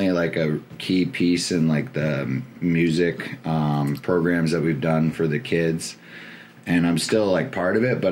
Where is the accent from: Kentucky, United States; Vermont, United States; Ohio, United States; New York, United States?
Vermont, United States; Burlington; factors growing up in Burlington that like I wonder if those things didn't exist, like would I even be a DJ